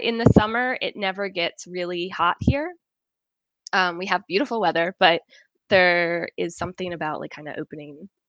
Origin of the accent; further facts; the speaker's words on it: Norfolk, Virginia, United States; moved away as an adult; also born or lived in Roanoke, Virginia / Richmond, Virginia / Galway, Ireland; now in Edinburgh, United Kingdom; I'm from Norfolk, Virginia, born and raised there